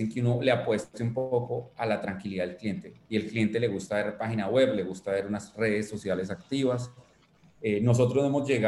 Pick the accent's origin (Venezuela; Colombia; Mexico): Colombia; Bogotá